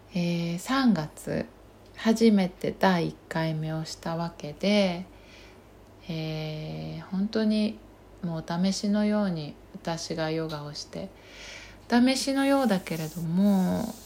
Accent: Kaga, Ishikawa, Japan; moved away as an adult; also born or lived in Toronto, Canada; now in Chiba, Japan; 地元は石川県の加賀市というところなんですね。

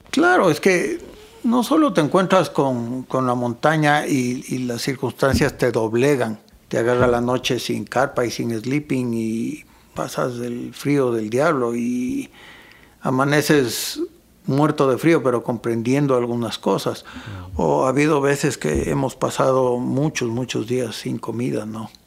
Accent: Ecuador; yo muchas veces escribo como ecuatoriano, como se habla aquí

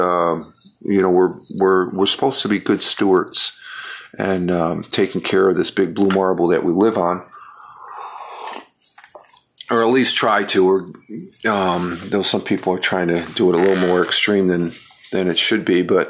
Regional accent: New York, United States; I'm a New Yorker

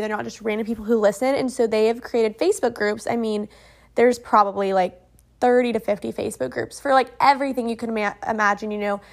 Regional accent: Oklahoma, United States; I'm from Oklahoma

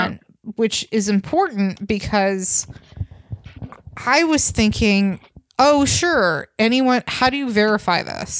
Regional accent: near Vallejo, Northern California, United States; Vallejo, California, because that's where this starts, which was next to my hometown in Northern California

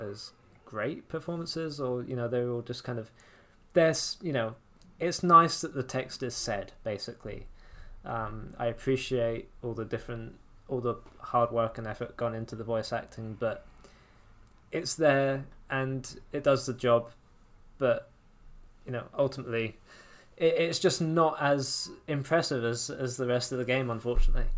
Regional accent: England, United Kingdom; accent: English; I speak with my, with my English accent

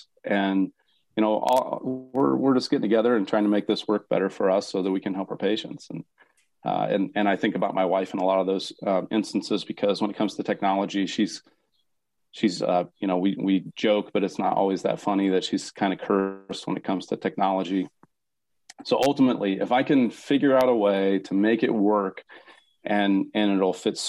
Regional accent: Iowa, United States; now in North Dakota, United States; I'm from Iowa, so I can speak whatever you probably want, except the deep South

